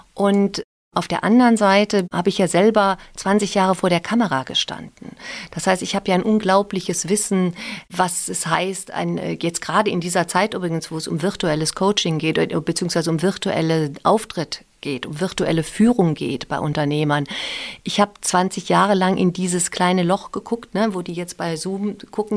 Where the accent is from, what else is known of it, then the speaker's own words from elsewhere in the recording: Ahrweiler, Rhineland-Palatinate, Germany; moved away as an adult; also born or lived in Mainz; auch groß geworden bis ich 20 war, bin ich aufgewachsen in der Stadt